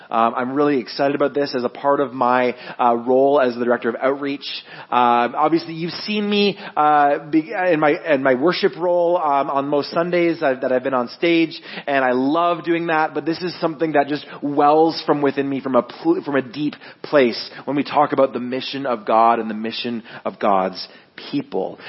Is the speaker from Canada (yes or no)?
yes; Guelph, Ontario, Canada; I'm born and raised in Guelph.